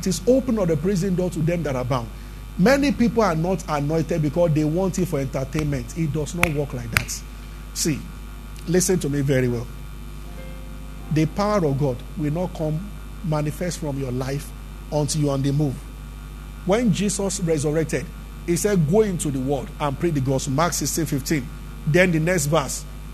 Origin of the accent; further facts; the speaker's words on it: Abeokuta, Ogun State, Nigeria; we grew up together in Abeokuta.